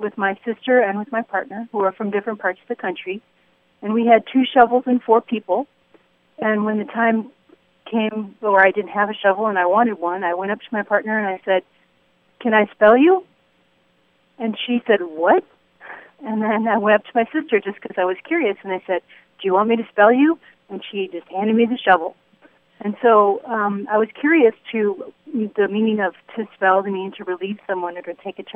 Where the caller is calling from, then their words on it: Royal Oak, Michigan, United States; I'm calling from Royal Oak, Michigan